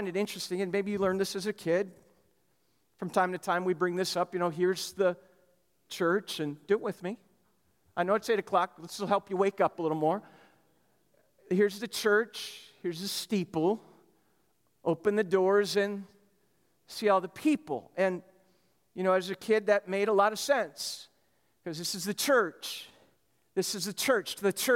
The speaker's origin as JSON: {"language": "English", "town": "Lester Prairie", "region": "Minnesota", "country": "United States", "tie": "born or raised there", "moved": "yes", "said": "confessed it to the church in Lester Prairie, Minnesota"}